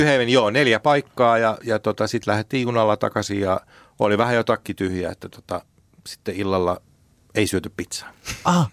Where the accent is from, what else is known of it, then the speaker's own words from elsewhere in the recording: Finland; me ollaan Suomesta